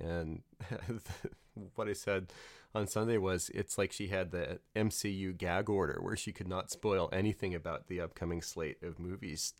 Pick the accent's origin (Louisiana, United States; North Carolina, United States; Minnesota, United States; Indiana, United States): Louisiana, United States; New Orleans; moved away; I grew up in Louisiana, New Orleans